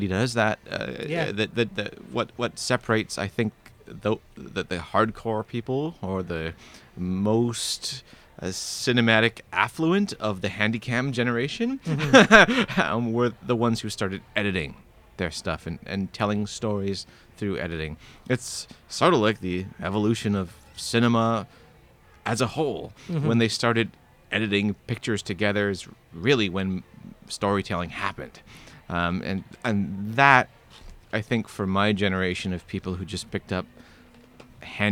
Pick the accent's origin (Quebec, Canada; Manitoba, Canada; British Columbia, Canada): Manitoba, Canada; Winnipeg; I'm a filmmaker from Winnipeg